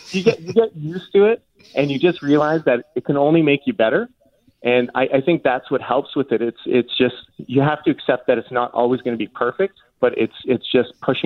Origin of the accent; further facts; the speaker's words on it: Winnipeg, Manitoba, Canada; now in Toronto, Canada; when I was growing up in Winnipeg